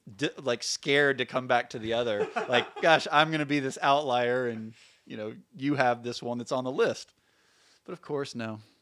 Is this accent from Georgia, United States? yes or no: no; Birmingham, Alabama, United States; moved away as an adult; also born or lived in Portland; I grew up in Birmingham.